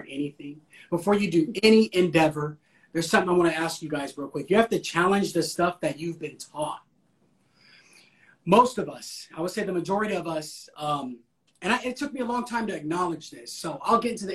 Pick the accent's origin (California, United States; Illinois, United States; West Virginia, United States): California, United States; I'm from Cali